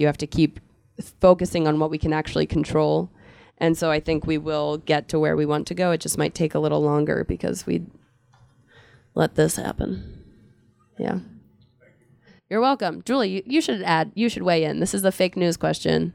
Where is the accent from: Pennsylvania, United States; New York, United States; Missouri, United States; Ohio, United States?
Pennsylvania, United States; Philadelphia; I'm from Philadelphia